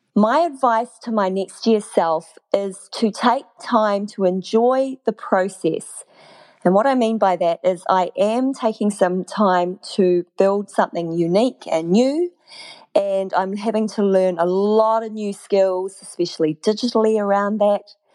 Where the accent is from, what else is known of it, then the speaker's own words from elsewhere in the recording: New Zealand; moved away as an adult; also born or lived in Malaysia; I moved back to my home country without knowing that I was moving back